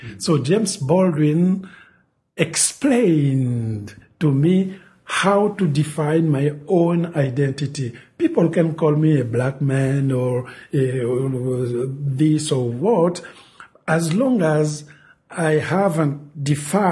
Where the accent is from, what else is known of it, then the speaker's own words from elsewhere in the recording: Republic of the Congo; English is a second language; moved away; the French language is present in the Congo because we were colonized by France. So everybody speaks French